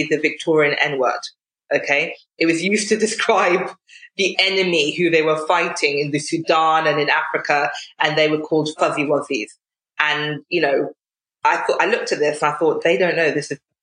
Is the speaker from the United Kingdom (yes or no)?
yes; United Kingdom; as British people